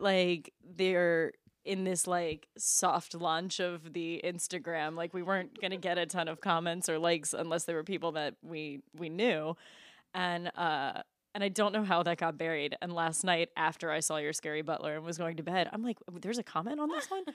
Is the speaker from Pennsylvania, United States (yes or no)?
yes; Gettysburg, Pennsylvania, United States; I was born in Gettysburg